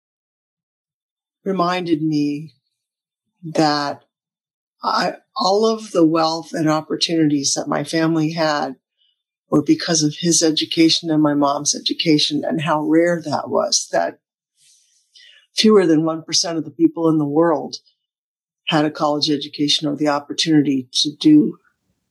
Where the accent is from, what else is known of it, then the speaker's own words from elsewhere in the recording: Oak Ridge, Tennessee, United States; also born or lived in Michigan / Japan; I grew up in East Tennessee, in an area. I was born in Michigan, but my family moved to Tennessee when I was 1 year old.